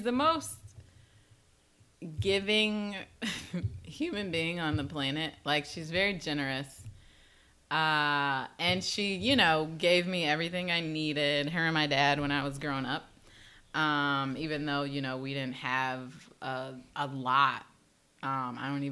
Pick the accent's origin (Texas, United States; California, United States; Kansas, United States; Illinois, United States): Illinois, United States; Chicago; growing up in Chicago is, I grew up in the inner city